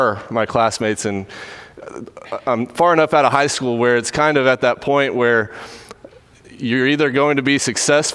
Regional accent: Dripping Springs, Texas, United States; Drove through my hometown yesterday on the way to Alex Simmons' wedding and was thinking a lot about growing up there. It's a lot like Katy in a lot of ways in that it is kind of getting swallowed up by Houston, Dripping Springs is

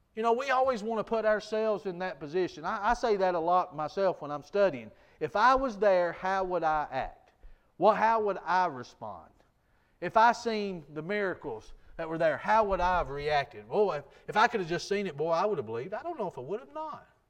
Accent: United States; I grew up in Jackson County.

